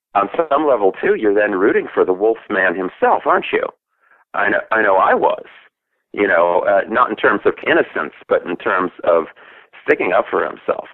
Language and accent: English; Milwaukee, Wisconsin, United States; I was growing up in Milwaukee